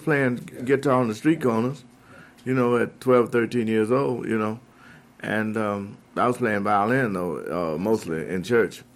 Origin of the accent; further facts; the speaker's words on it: Chicago, Illinois, United States; also born or lived in Mississippi; I was raised in Chicago